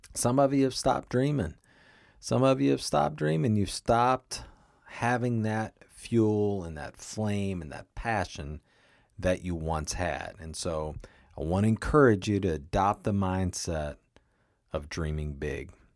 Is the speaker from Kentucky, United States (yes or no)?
yes; Kentucky, United States; moved away; my hometown in Kentucky